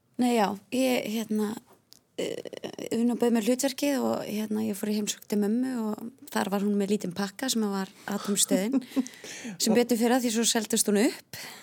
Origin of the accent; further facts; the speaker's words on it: Hafnarfjörður, Capital Region, Iceland; ég er ekki úr sveit, ég er úr Hafnarfjörði